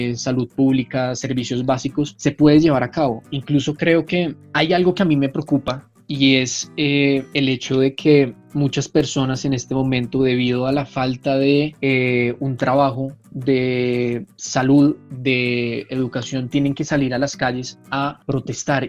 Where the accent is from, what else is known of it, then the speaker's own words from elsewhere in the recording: Colombia; en mi país